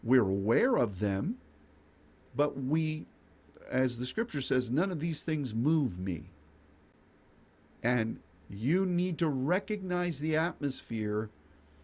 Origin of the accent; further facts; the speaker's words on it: United States; as an American